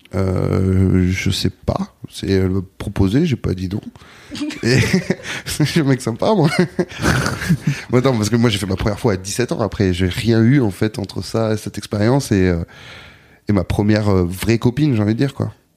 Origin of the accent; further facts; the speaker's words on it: Bordeaux, Nouvelle-Aquitaine, France; moved away as an adult; also born or lived in Anglet, Basque Country; now in Paris, France; je suis né à Bordeaux, j'ai grandi à Bordeaux, puis, euh, très jeune, à l'adolescence, je suis parti au Pays Basque. Et j'ai grandi en Anglette